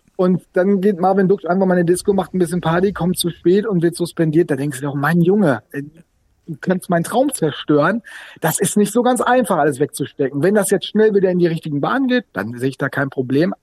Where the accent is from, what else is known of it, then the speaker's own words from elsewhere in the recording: Sauerland, North Rhine-Westphalia, Germany; now in Bremen, Germany; Ich bin auch zugereist. Ich bin zugereister Sauerländer